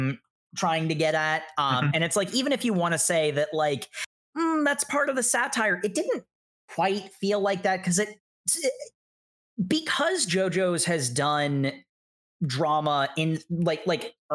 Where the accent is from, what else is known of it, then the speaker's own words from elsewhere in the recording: United States; I'm an American